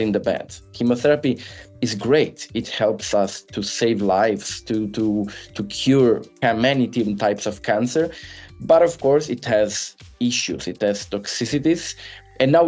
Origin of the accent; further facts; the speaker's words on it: Italy; moved away as an adult; also born or lived in Milan; now in Boston, United States; I'm originally from Italy